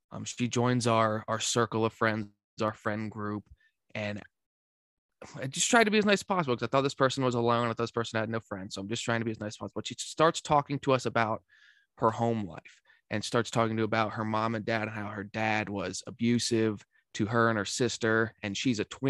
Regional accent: Central Pennsylvania, United States; also born or lived in Shippensburg, Pennsylvania; I'm from Central Pennsylvania, from a tiny town of like 3,000 people. My graduating class was 14

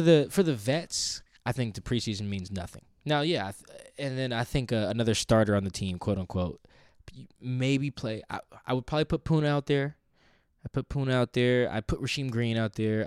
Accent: Seattle, Washington, United States; we're both from Seattle

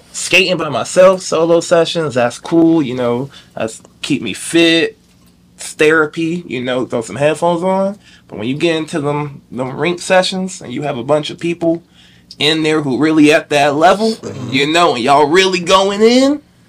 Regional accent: the Carolinas, United States; I'm from the Carolinas.

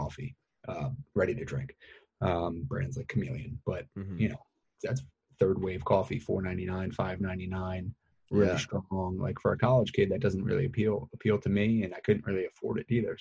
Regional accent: New York, United States; moved away as an adult; also born or lived in Philadelphia; I was based in Philadelphia, but we grew up in New York

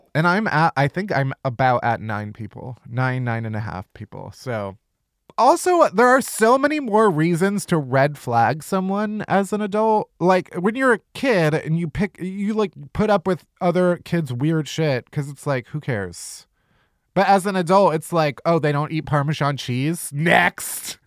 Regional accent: Midwest, United States; I'm also from the Midwest

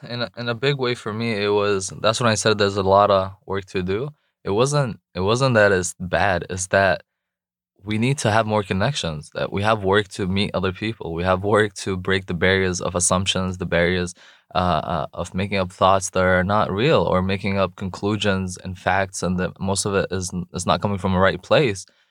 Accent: Jordan; English is a second language; moved away as an adult; also born or lived in Raleigh, North Carolina, United States; now in North Carolina, United States; I was born in Raleigh, actually, at Rex Hospital. Grew up overseas in Jordan.

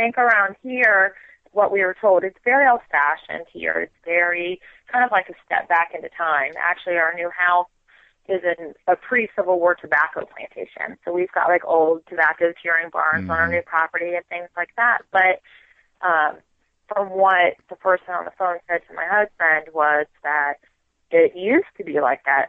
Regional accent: Florida, United States; moved away as an adult; also born or lived in South Carolina; now in Virginia, United States; born and raised in Florida, the both of us

